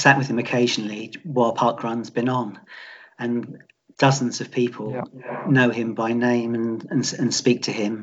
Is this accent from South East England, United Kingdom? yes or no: yes; Portsmouth, South East England, United Kingdom; also born or lived in Eastleigh; I was born in Eastleigh, and I've lived in Portsmouth all my life.